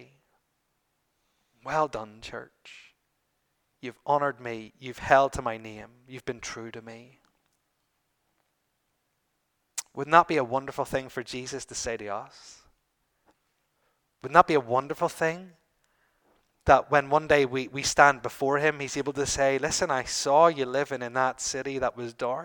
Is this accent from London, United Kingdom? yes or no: no; Northern Ireland, United Kingdom; we're from Northern Ireland